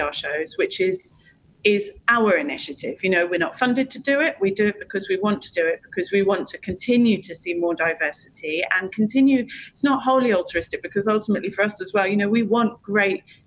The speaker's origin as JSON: {"language": "English", "country": "United Kingdom", "said": "we're British"}